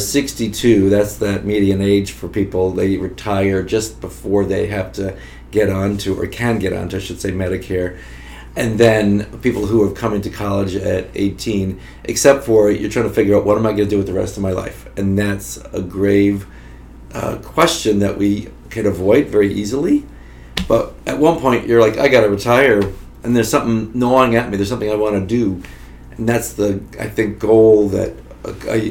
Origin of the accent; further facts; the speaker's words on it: Florida, United States; moved away as an adult; now in Notre Dame, United States; I came from Florida